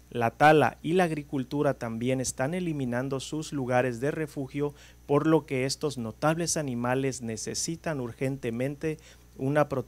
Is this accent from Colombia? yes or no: no; Mexico; Muchas de ellas de México, endémicas de México, lo cual nosotros como mexicanos deberíamos de ponernos